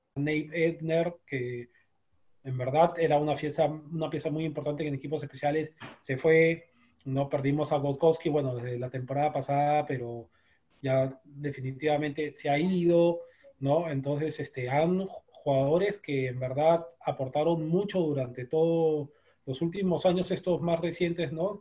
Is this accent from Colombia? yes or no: no; Peru; nosotros como sudamericanos, peruanos